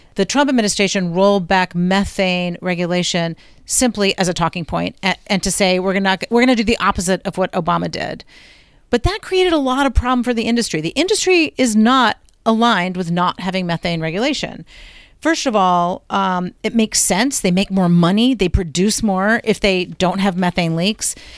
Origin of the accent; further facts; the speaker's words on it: Lynchburg, Virginia, United States; Lynchburg, that, my hometown.